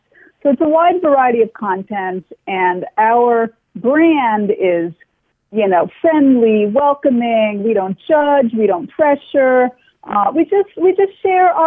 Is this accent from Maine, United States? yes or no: no; New York, United States; I'm from New York, and the world I grew up in, almost everybody I knew was Jewish